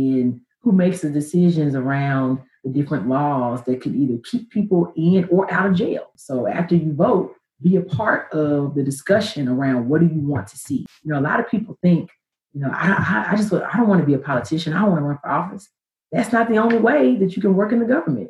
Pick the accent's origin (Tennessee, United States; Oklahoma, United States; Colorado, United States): Tennessee, United States; Memphis; moved away as an adult; also born or lived in New York / Hong Kong / Florida; I moved back to Memphis, my hometown.